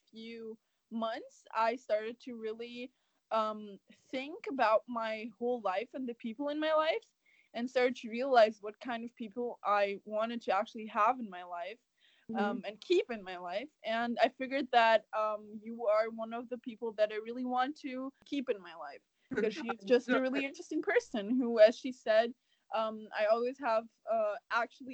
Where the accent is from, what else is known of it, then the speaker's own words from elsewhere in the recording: Germany; English is a second language; moved away; I was born and raised in Germany and lived there for half of my life